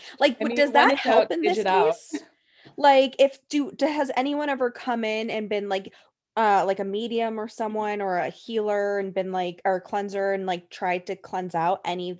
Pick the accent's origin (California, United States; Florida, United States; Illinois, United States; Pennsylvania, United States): California, United States; we're from California